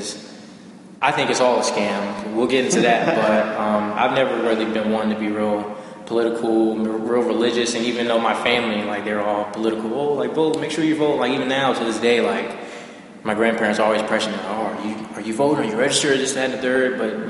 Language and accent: English; Oxon Hill, Maryland, United States; also born or lived in Washington, D.C. / Charles County, Maryland; I was born in Washington, D.C., Southeast Washington, D.C., and I was raised in Prince George's County, so Oxon Hill, Maryland, Fort Washington area.